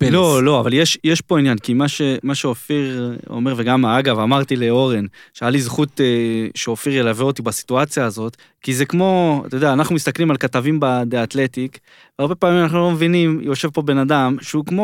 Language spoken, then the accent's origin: Hebrew; Israel; אני בא מישראל, שהסיפור הזה, זה מכתיב את הסדר יום פה